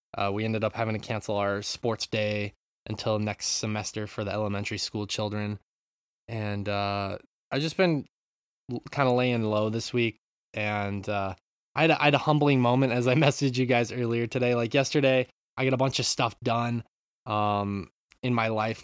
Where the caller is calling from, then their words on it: Japan; I'm from Japan, calling in.